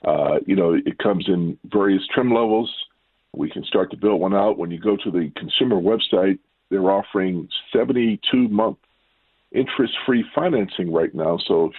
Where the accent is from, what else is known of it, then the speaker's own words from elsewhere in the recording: Baltimore, Maryland, United States; growing up in Baltimore.